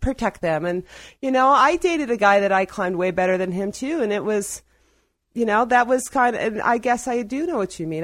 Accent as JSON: {"language": "English", "region": "Ohio", "country": "United States", "also_born_or_lived": "Black Hills", "moved": "yes", "lives_now": "Ouray, United States", "said": "I'm from Ohio"}